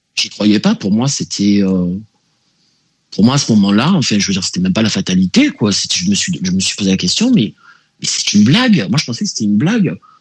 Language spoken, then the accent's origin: French; Marseille, Provence-Alpes-Côte d'Azur, France; je suis né à Marseille